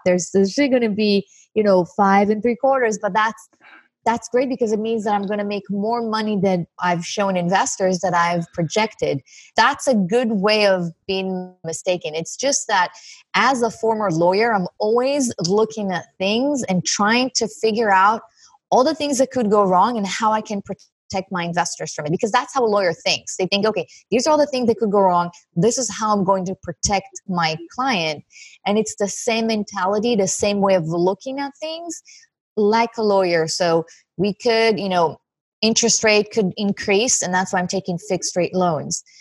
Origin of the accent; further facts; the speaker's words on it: Israel; moved away as an adult; now in Santa Monica, United States; I'm originally from Israel. I live in Santa Monica right now